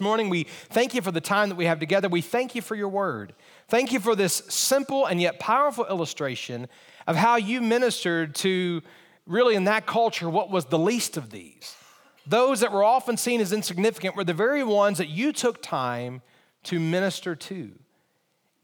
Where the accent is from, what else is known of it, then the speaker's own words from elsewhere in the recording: Montgomery, Alabama, United States; now in Harrisonburg, United States; I was in high school, and I lived in Montgomery, Alabama. That's where I grew up. That was my hometown